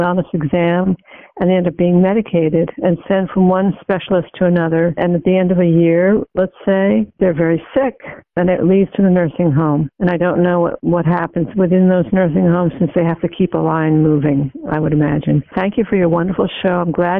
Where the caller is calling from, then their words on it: New York, United States; I'm calling from New York. I know it's particularly bad here